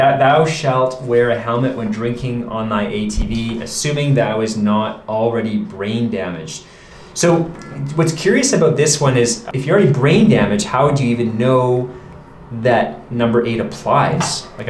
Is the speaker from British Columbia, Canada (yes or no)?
yes; Vancouver, British Columbia, Canada; now in Yukon, Canada; I'm not a born and raised Yukoner. Yeah. I'm from Vancouver.